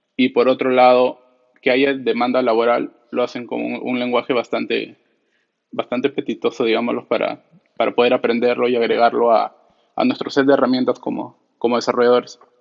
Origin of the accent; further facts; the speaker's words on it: Lima, Peru; soy peruano, de, Lima, Perú